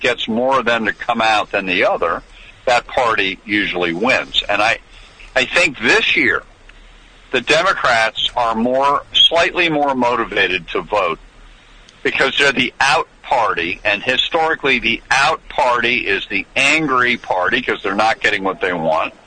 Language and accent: English; New York, United States; I come from New York